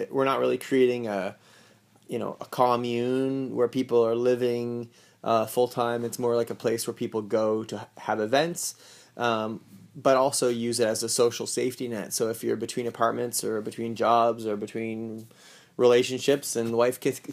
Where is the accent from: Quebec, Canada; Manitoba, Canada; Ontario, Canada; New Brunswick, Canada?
New Brunswick, Canada; Saint John; I'm from St. John. I would like to be close to my family there as well